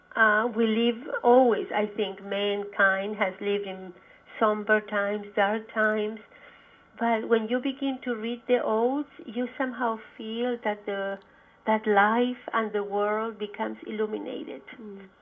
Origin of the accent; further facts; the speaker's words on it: Santiago, Santiago Metropolitan Region, Chile; now in United States; I grew up in in Santiago, Chile